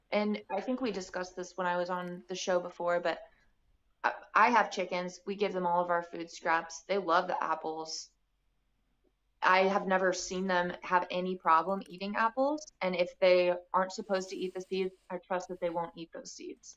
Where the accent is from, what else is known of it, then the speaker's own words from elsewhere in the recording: Bloomington, Indiana, United States; also born or lived in Santa Fe, New Mexico / Washington, D.C.; now in Nashville, United States; I grew up in the Midwest in Bloomington, Indiana